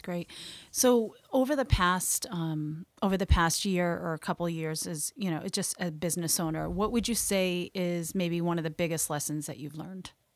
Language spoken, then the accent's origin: English; Maine, United States; I grew up here in Maine